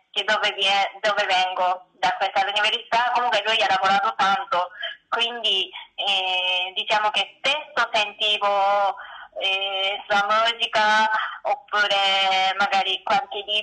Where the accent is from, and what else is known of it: Japan; Italian is a second language; moved away as an adult; also born or lived in Tokyo, Japan; now in Italy